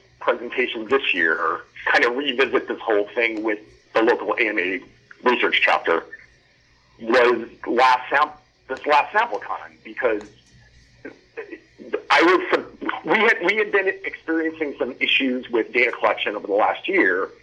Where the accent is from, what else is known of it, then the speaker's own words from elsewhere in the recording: Upper Peninsula of Michigan, United States; moved away as an adult; now in Cleveland, United States; I was born and raised in Upper Michigan, so I'm a Youper